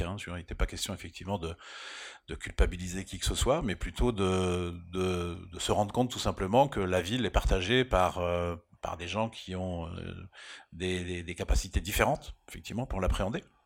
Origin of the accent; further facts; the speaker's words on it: Rennes, Brittany, France; now in Paris, France; j'ai vécu à Rennes, donc j'ai grandi à Rennes